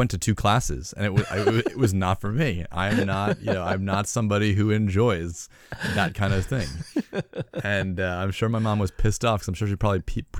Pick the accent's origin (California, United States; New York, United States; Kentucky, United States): New York, United States; I'm from the East Coast in New York